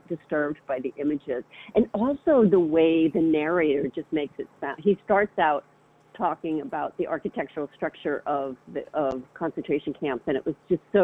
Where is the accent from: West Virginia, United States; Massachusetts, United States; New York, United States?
Massachusetts, United States; Boston; moved away as an adult; also born or lived in San Francisco / Southern California; I was from the Boston area, and so I moved to San Francisco